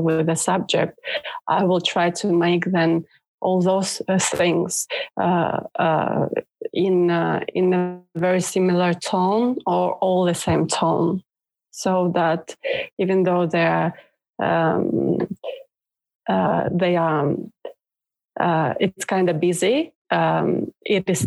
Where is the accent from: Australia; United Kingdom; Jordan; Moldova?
Moldova; now in Norway; I'm not born in Norway, so I'm originally from Moldova, which was ex-USSR country.